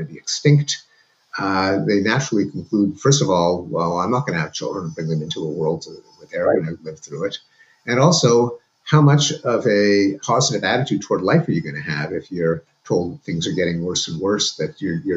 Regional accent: Canada; moved away as an adult; now in United States; going to school in Canada, where I lived with my parents, as Canadians

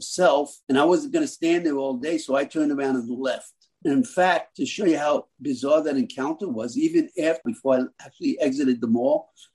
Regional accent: Long Island, New York, United States; moved away as an adult; also born or lived in Miami, Florida; now in South Florida, United States; I'm originally from New York. I graduated from a small town at the end of Long Island.

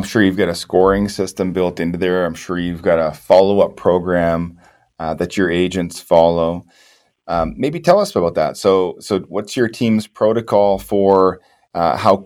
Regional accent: the Maritimes, Canada; I'm from the Maritimes, just north of Maine.

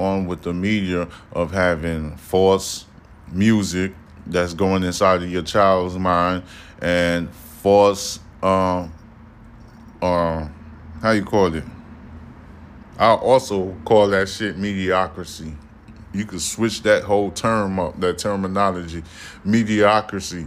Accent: New York City, New York, United States; I'm from Brooklyn

